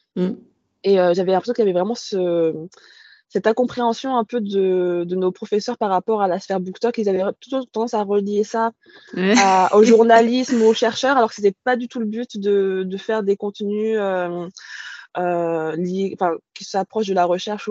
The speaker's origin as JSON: {"language": "French", "area": "countryside near Orléans", "region": "Centre-Val de Loire", "country": "France", "tie": "born or raised there", "also_born_or_lived": "Paris / Bordeaux region", "moved": "as an adult", "said": "je suis née à Paris, mais j'y ai pas grandi. J'ai grandi à la campagne vers Orléans"}